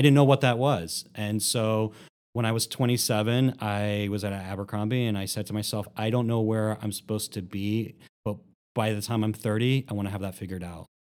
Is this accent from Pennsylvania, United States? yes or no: yes; Philadelphia, Pennsylvania, United States; moved away as an adult; now in Columbus, United States; I grew up in Philadelphia